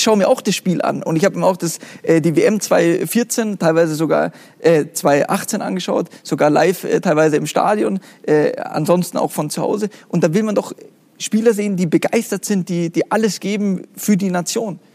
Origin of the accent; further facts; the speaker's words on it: Munich, Bavaria, Germany; von meiner Kindheit an im Fußballverein, im kleinen Verein in München